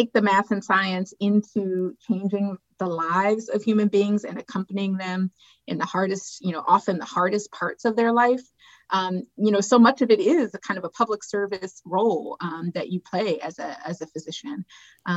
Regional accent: Philadelphia, Pennsylvania, United States; moved away as an adult; also born or lived in Botswana / Haiti; now in New York City, United States; I grew up in West Philly specifically

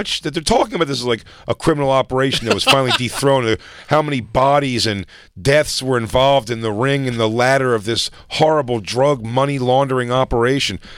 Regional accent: Brooklyn, New York, United States; oh, I grew up in Brooklyn.

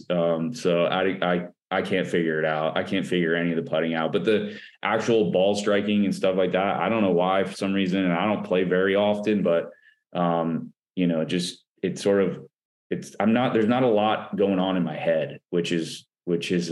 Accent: Minnesota, United States; born there; I was born in Minnesota and my mom, we had a basement.

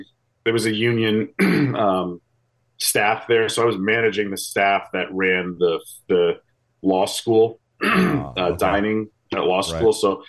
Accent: New Jersey, United States; I'm from the East Coast, so college football isn't quite as big, and I've never lived in a place where college football was hyped this much

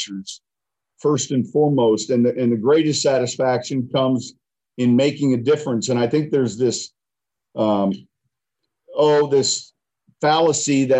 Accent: Illinois, United States; I'm from Illinois

